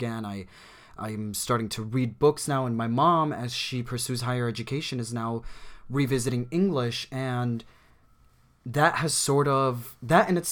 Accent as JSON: {"language": "English", "country": "United States", "tie": "born or raised there", "said": "I grew up in America. I grew up here. We immigrated here when I was 5 years old"}